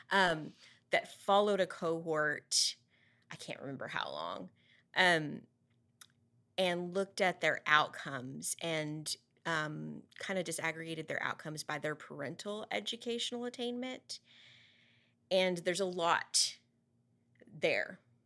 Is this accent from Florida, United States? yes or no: no; Amarillo, Texas, United States; growing up in Eastridge